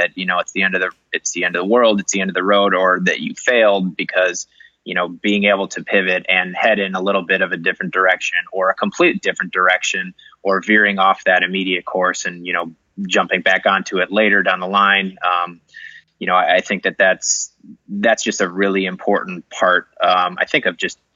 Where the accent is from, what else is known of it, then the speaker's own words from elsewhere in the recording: Chicago, Illinois, United States; I grew up in Chicago, grew up in Rogers Park area.